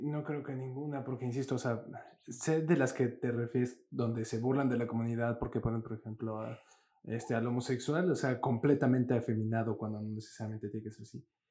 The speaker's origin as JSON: {"language": "Spanish", "country": "Mexico", "said": "todos los que vivimos en este pedazo de tierra en que llamamos México somos así"}